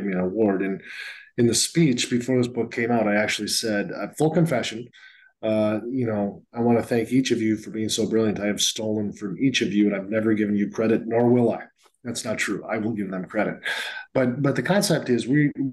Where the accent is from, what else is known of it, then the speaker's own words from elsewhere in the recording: Northfield, Minnesota, United States; also born or lived in Alabama; now in Seattle, United States; Highway 19 in Minnesota goes to my hometown of Northfield, Minnesota.